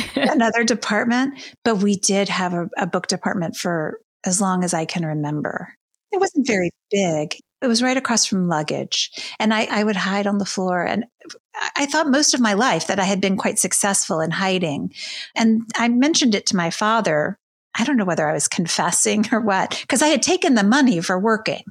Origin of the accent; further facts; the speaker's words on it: Baton Rouge, Louisiana, United States; moved away as an adult; now in New York, United States; So I grew up in Baton Rouge, Louisiana, in a Jewish family